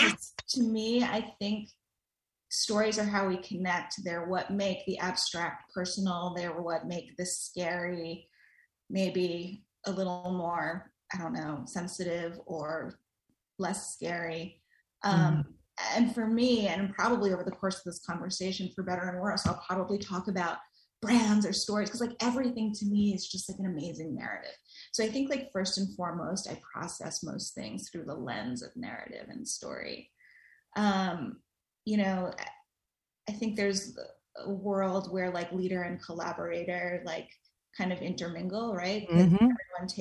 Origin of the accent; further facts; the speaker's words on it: New York City, New York, United States; So I grew up in New York City. I'm a Queens girl, lifelong, still there.